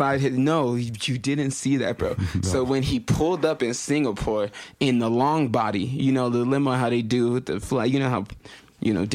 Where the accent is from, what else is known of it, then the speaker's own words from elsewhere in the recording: United States; I'm Nigerian-American